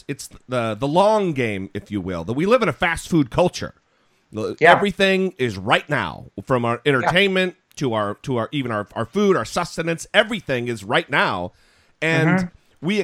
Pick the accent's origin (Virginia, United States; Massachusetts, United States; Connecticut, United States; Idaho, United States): Idaho, United States; Northern; moved away; I grew up in Northern Idaho